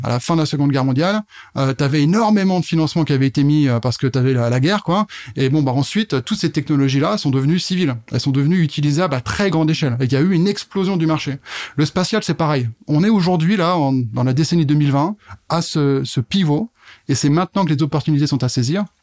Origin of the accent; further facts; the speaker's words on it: Burgundy, Bourgogne-Franche-Comté, France; moved away as an adult; also born or lived in Paris / Germany; now in Strasbourg, France; je suis pas né ici, euh, tout en Bourgogne à la base